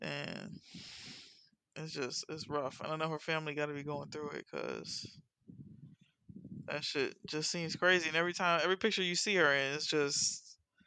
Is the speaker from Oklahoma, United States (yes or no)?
no; Miami, Florida, United States; I grew up in Miami, but I grew up Carroll City is fucking crazy now